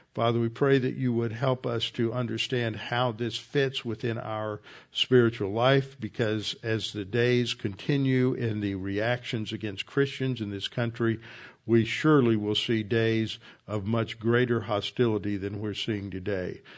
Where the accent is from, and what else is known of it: the South, United States